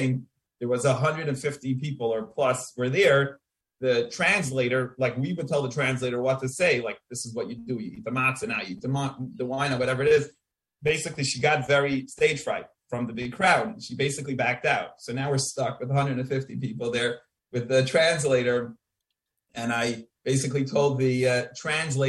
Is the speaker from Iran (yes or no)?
no; Sharon, Massachusetts, United States; So I'm from Sharon, Massachusetts. It's a small town in Massachusetts